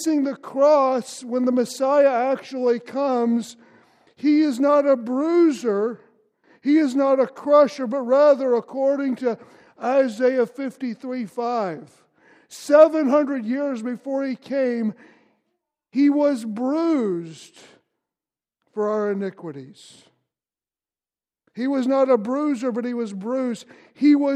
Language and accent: English; Louisville, Kentucky, United States; I grew up in Kentucky in Louisville